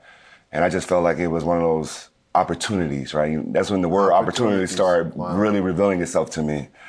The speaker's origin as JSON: {"language": "English", "town": "Las Vegas", "region": "Nevada", "country": "United States", "tie": "born or raised there", "said": "And we played in the Las Vegas Bowl, which is my hometown."}